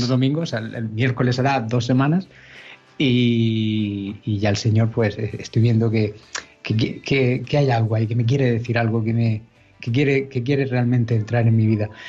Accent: Alcantarilla, Region of Murcia, Spain; de Murcia, Alcantarilla, de la población de Alcantarilla.

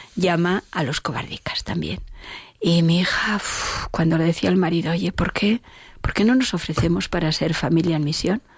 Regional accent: Oviedo, Asturias, Spain; yo soy de Oviedo

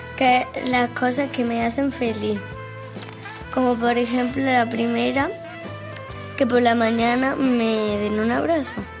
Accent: Palenciana, Andalusia, Spain; tengo cuatro hermanos y soy de Valenciana, de la provincia de Córdoba.

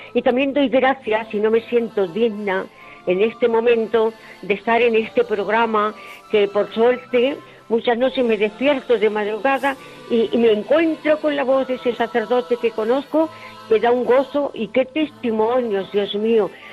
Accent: Puente del Arzobispo, Castilla-La Mancha, Spain; moved away as an adult; A mis 20 años yo soy de Puente del Arzobispo y vivía muy tranquilita en mi casa con mis padres, mis tíos, mis hermanos

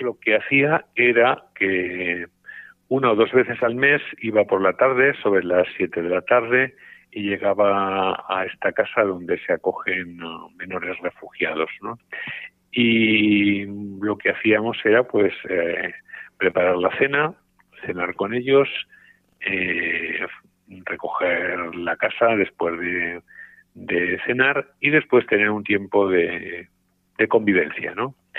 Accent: Sesa, Aragon, Spain; moved away as an adult; also born or lived in Huesca / Rome; now in Teruel, Spain; yo estoy muy, muy agradecido a mi tierra, a mi diócesis, a mi pueblo, a CESA, porque, bueno, pues yo creo que allí recibí lo más importante

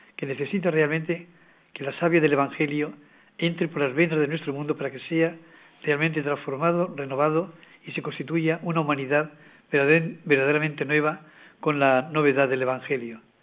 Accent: Valencian Community, Spain; moved away; Nací en ella y he vuelto a ella.

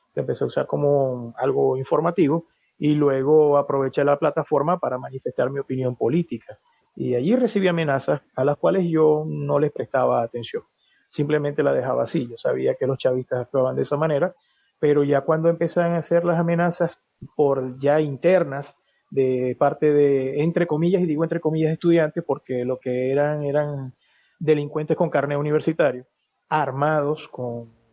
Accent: Venezuela; moved away as an adult; now in Spain; nosotros como venezolanos vivimos situaciones económicas un poquito difíciles

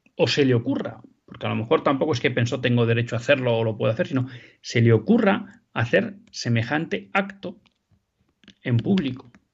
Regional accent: Spain; como españoles

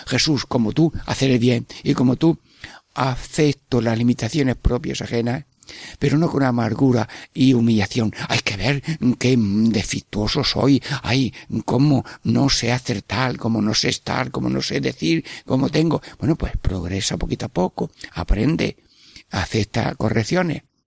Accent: Sierra Mágina, Jaén, Andalusia, Spain; es mi pueblo, al Valle de Magina Jaén

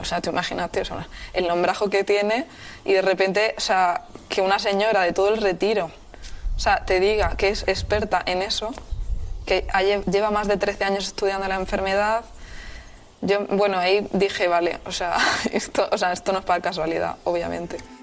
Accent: Albatera, Valencian Community, Spain; moved away; also born or lived in Madrid; tengo 28 años y soy de Albatera, un pequeño pueblo de Alicante

